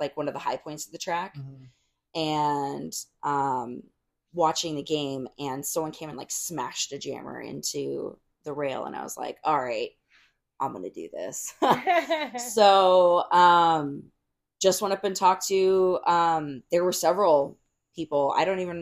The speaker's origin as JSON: {"language": "English", "region": "Arizona", "country": "United States", "tie": "born or raised there", "said": "I grew up in Arizona, and like these are women who literally have known me since I was like 15."}